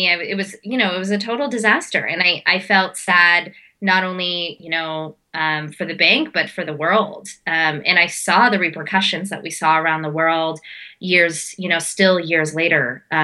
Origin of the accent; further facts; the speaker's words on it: India; I'm as an Indian as I'm a Bollywood dancer and I do a lot of Indian dancing.